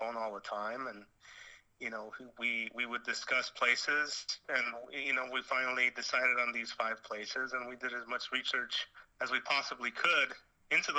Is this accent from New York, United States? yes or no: no; Los Angeles, California, United States; I was born in a hospital called East LA Doctors Hospital on Whittier Boulevard. So I don't think it gets more East LA than